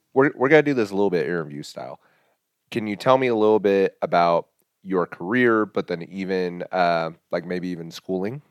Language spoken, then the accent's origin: English; Hays, Kansas, United States; I was born and raised in Hayes, Kansas.